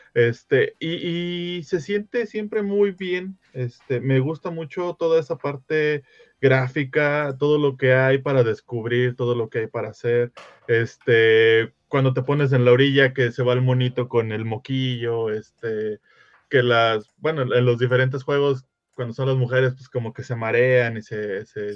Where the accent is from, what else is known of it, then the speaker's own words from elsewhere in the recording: Mexico; Uno, uno como mexicano